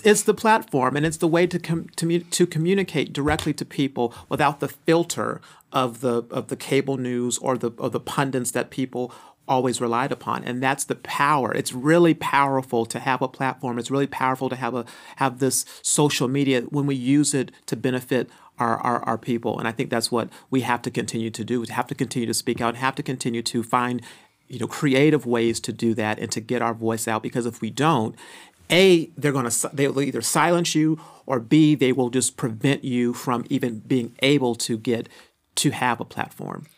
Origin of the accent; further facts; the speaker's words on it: Phoenix, Arizona, United States; moved away as an adult; also born or lived in California; I'm from Phoenix, Arizona. Uh, grew up in a single-parent home.